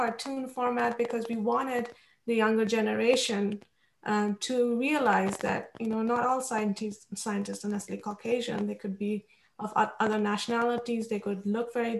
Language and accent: English; India; moved away; I grew up in India